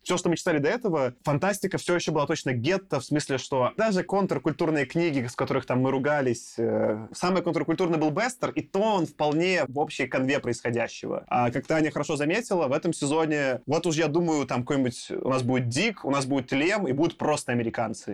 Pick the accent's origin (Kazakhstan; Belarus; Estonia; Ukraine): Belarus; Minsk; я родился в Минске, Беларуси